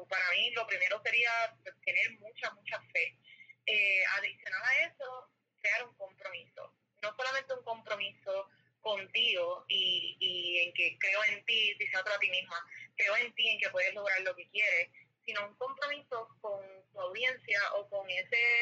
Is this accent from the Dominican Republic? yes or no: no; Mayagüez, Puerto Rico; yo soy de Mayagüez, Puerto Rico